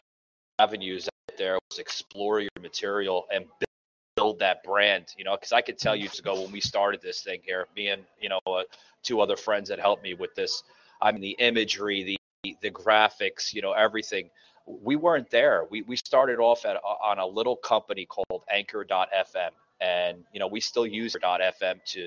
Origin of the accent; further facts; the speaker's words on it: New York City, New York, United States; moved away as an adult; now in Atlanta, United States; if you could hear my accent, I'm originally from the Lower East Side of Manhattan. And I've been living in Atlanta for about going on 4 years now